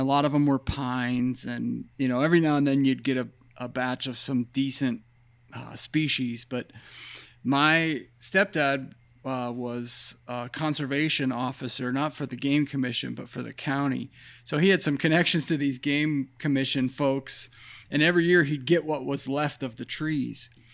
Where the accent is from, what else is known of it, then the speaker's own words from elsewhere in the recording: Pennsylvania, United States; I grew up in Pennsylvania on fifty acres of land